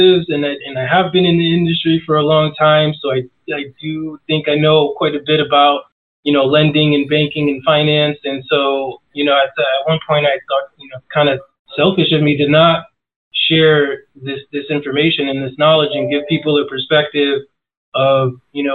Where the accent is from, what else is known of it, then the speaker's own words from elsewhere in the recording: New York City, New York, United States; moved away as an adult; now in Phoenix, United States; I'm from New York originally, been living in Phoenix for, almost 18 years now